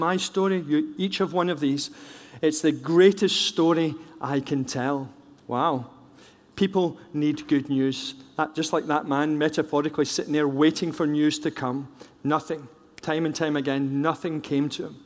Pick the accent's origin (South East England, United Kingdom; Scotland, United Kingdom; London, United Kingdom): Scotland, United Kingdom; I'm a Scot